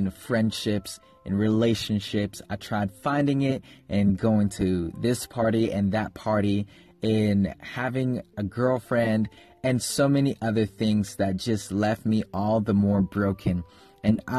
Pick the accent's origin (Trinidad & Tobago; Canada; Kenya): Kenya; I was born and raised in Kenya. I lived in Kenya for 9 years